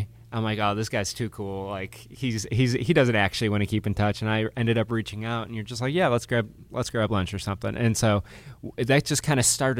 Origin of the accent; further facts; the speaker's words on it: Chicago, Illinois, United States; also born or lived in Massachusetts; I am, since Andy went deep into his past, I was born in Massachusetts, grew up in Chicago